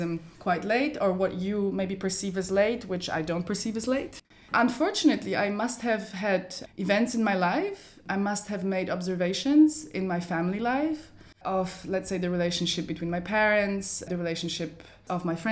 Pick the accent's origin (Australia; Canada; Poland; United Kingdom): Poland; now in Berlin, Germany; it was a Polish history class because that's where I grew up in Poland